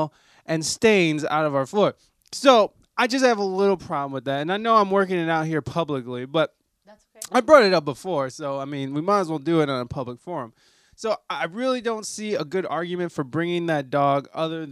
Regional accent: Toledo, Ohio, United States; moved away as an adult; now in Southern California, United States; I am from Toledo, Ohio.

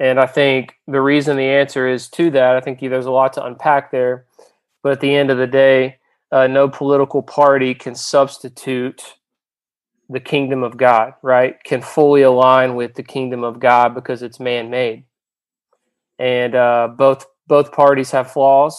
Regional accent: Georgia, United States; also born or lived in South Carolina; now in New Orleans, United States; I'm originally from Georgia. And lived in South Carolina for a little bit. Now I've been living in the New Orleans area since 2014

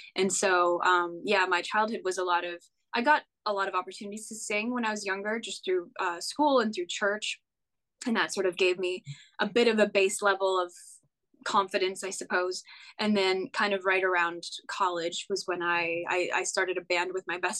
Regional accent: Western Canada, Canada; moved away as an adult; now in Nashville, United States; I'm from Western Canada

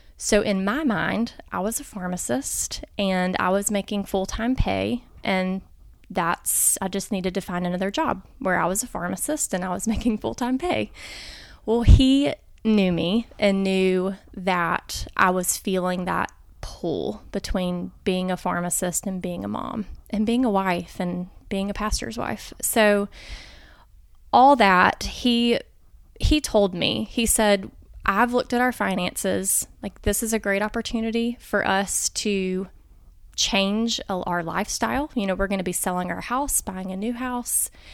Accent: Montgomery, Alabama, United States; I'm actually from Montgomery. Um, so grew up here, born and raised here

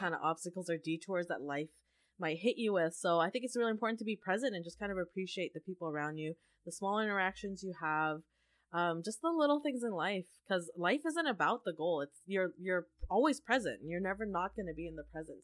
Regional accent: Canada; also born or lived in Asia; being Canadian

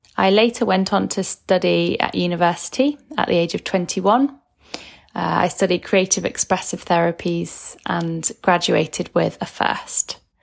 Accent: Manchester, North West England, United Kingdom; I'm from Manchester in the U K.

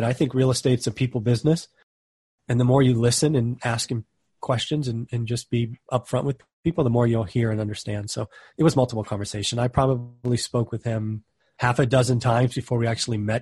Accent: California, United States; I'm from California.

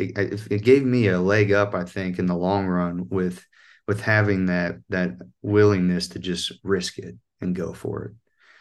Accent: North Central West Virginia, United States; accent: North Central West Virginian; And I, you know, this North Central West Virginian accent, which is like almost sounds like it's Irish when I'm singing, but that's how it is naturally. That's how I sound.

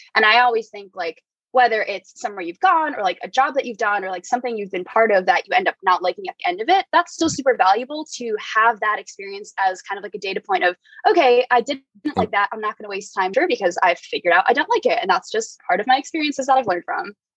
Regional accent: New Jersey, United States; moved away as an adult; also born or lived in New York City; now in San Francisco, United States; I'm currently in San Francisco, but I'm born and raised in New Jersey, spent most of my past few years in New York City

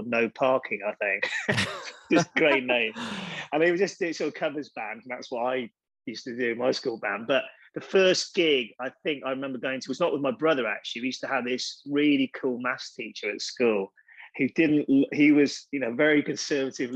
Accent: Chepstow, Wales, United Kingdom; I grew up just outside Chepstow, which is a pretty small place

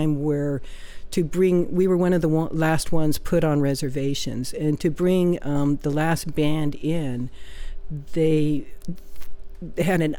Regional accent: Oklahoma, United States; moved away; I'm from Oklahoma

